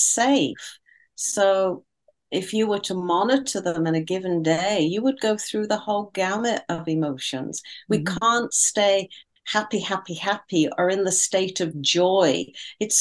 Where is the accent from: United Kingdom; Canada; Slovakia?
United Kingdom; being a Brit